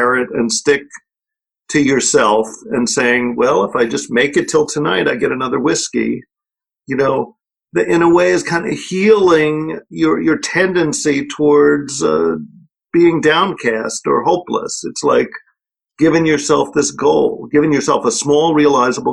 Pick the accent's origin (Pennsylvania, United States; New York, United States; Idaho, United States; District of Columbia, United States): New York, United States; accent: New York; I'm a New Yorker, so I don't say the aspirant H